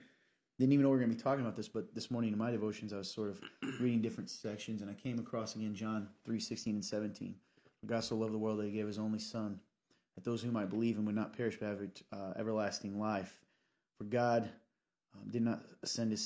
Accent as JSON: {"language": "English", "region": "Kentucky", "country": "United States", "said": "I am from Kentucky"}